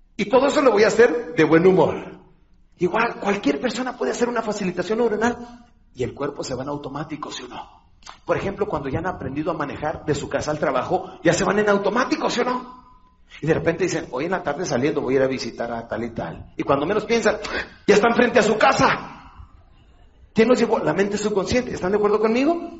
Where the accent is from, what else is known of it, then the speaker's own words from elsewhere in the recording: Ciudad Juárez, Chihuahua, Mexico; soy de Juárez